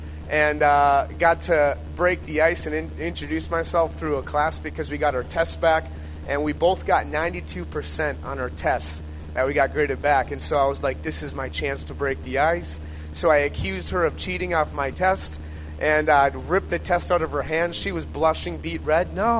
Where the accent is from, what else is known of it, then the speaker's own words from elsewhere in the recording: Eagan, Minnesota, United States; I live in the cities area, Eagan specifically, born and raised in Eagan my whole life, so all I know is Eagan, Minnesota